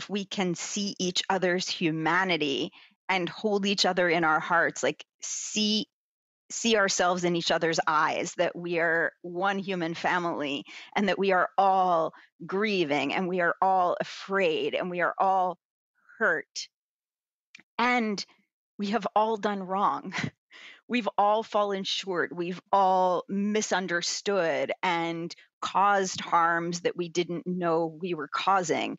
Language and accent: English; United States; as an American people